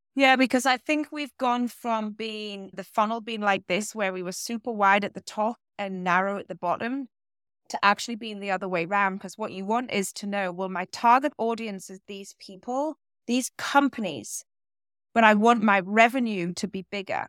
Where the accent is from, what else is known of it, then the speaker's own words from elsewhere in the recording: small town between Newcastle and Durham, North East England, United Kingdom; accent: British; moved away as an adult; also born or lived in London / Boston; now in Concord, Massachusetts, United States; I am from the northeast of England, a very little town in between what is known as Newcastle and Durham